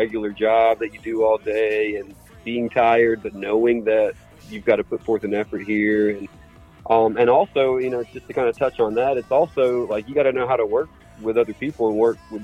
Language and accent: English; Cartersville, Georgia, United States; We're from the Cartersville area